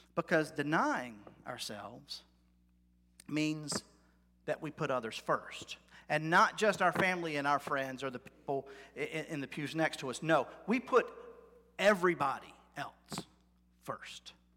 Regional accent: United States; as an American, my whole life

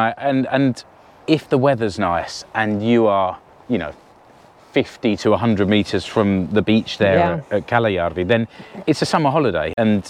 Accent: United Kingdom; which for me as a Brit, it looks really evocative and romantic.

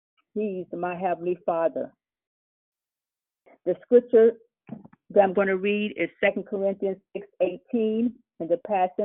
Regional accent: Los Angeles, California, United States; I am from Los Angeles, California.

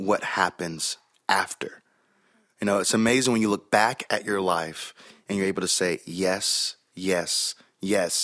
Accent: Chattanooga, Tennessee, United States; accent: Southern; also born or lived in Birmingham, Alabama; now in Nashville, United States; I was born in Birmingham, Alabama. I was raised in Chattanooga, Tennessee

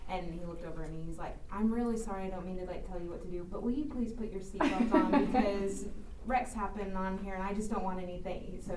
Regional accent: Oklahoma, United States; I'm from Oklahoma

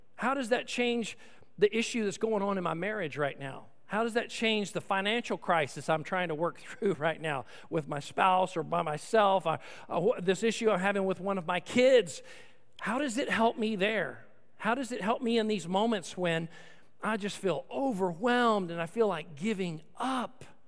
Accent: Austin, Texas, United States; I grew up in Austin, Texas

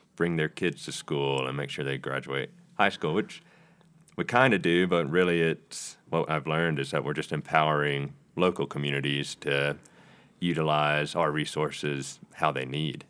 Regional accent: Rock Hill, South Carolina, United States; I'm from Rock Hill, South Carolina

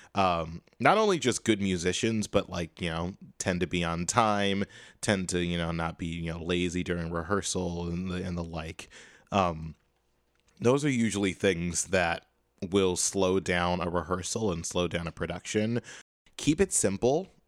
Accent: Chicago, Illinois, United States; now in Boston, United States; I am from Chicago.

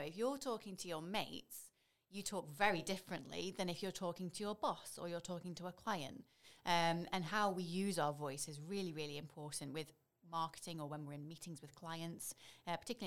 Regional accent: Leek, West Midlands, United Kingdom; also born or lived in Stoke-on-Trent; I'm from Stoke. I grew up in Leek.

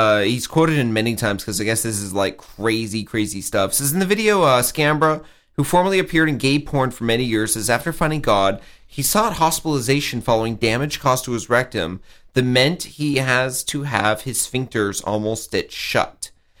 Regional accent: the South, United States; I'm from the South and I am gay.

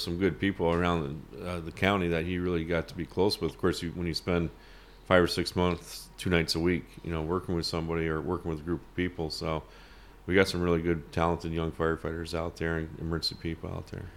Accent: Champlain, New York, United States; growing up in Champlain, the border, I miss the days where we could cross the border freely

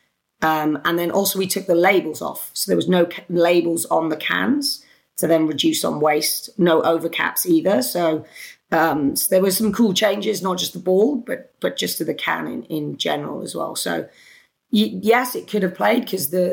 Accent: United Kingdom; accent: British; it's my British accent.

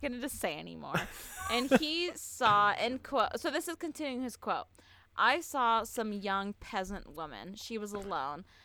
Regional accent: Southern California, United States; I'm from Southern California, and I know a lot of dudes from my high school that think they can hunt.

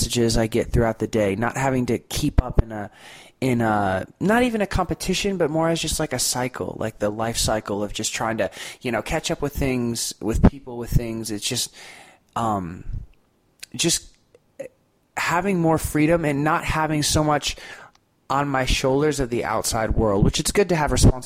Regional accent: Destin, Florida, United States; I'm from Destin, Florida

